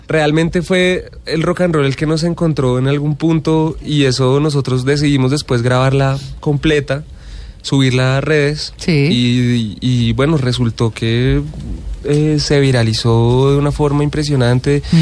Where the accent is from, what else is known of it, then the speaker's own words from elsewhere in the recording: Bogotá, Bogotá Capital District, Colombia; nosotros somos de Bogotá los tres